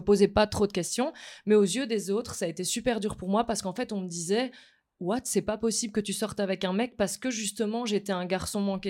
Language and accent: French; Mons, Wallonia, Belgium; moved away; je viens pas du tout de la capitale de base. Je viens de Mons